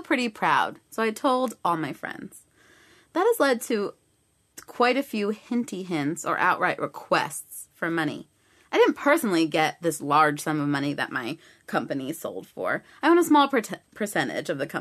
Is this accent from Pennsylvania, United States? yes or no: no; New York, United States; as a New Yorker